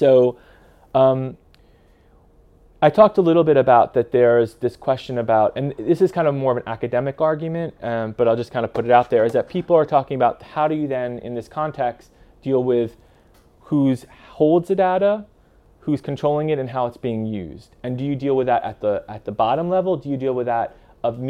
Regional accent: United States; now in European Union; I'm living in the EU, I'm American, but I'm living in the EU

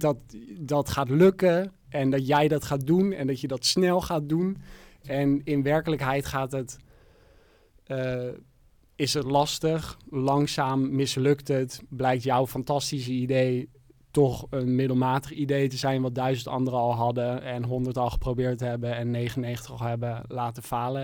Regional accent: Amsterdam, North Holland, Netherlands; ik kom uit Amsterdam

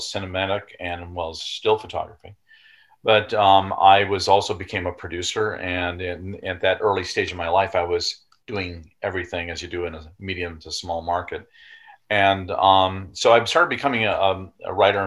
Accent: Wisconsin, United States; also born or lived in Indiana; born in Indiana, and then eventually by my third year, we had moved to Wisconsin. And that's really where I grew up

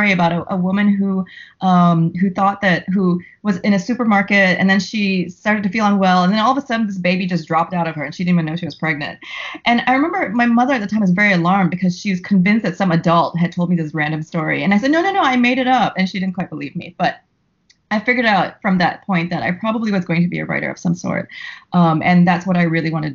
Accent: Singapore; moved away as an adult; now in New York, United States; I'm Singaporean, and my whole family lives in Singapore

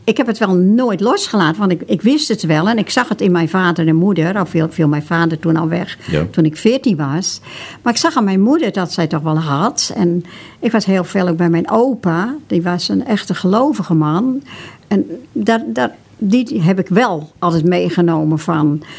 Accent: Broek op Langedijk, North Holland, Netherlands; in Broek op Lange waar ik geboren ben

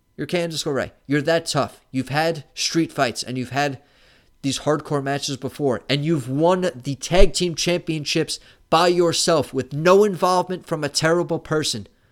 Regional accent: New York City, New York, United States; I'm from New York City

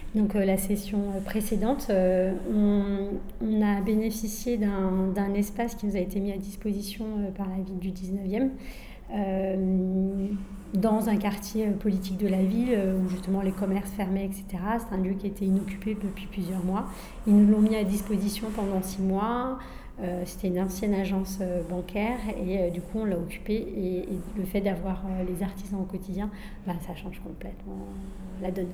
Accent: France; Je suis moi-même issue d'immigration, je suis née en France

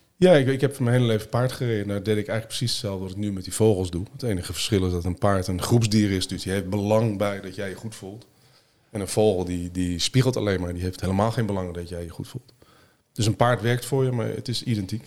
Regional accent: Netherlands; Nederland geboren, Nederland opgegroeid.

